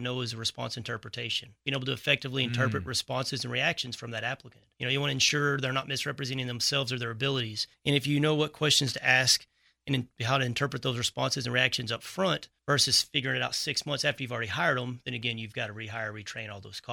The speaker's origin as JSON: {"language": "English", "region": "Texas", "country": "United States", "tie": "born or raised there", "said": "I was born and raised in Texas, moved off for"}